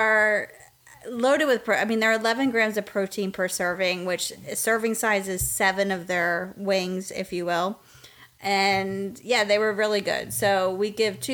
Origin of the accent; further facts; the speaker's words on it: Pennsylvania, United States; moved away as an adult; now in Southern United States; we're originally from Pennsylvania